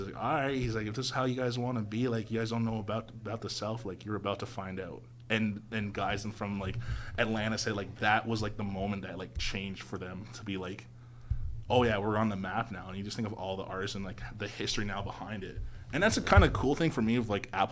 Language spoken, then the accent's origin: English; Canada; I grew up, I was a border kid, so I grew up on the Canadian-U.S. border